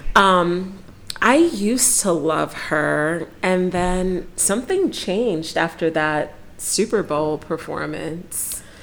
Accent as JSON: {"language": "English", "country": "Nigeria", "said": "I'm Nigerian."}